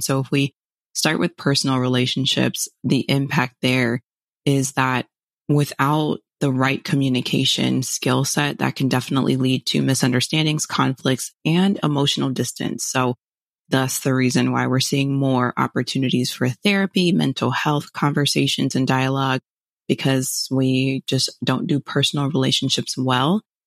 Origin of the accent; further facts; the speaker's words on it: Fort Lauderdale, Florida, United States; moved away as an adult; now in Chicago, United States; originally from Fort Lauderdale, born and raised, and then moved to Chicago in twenty nineteen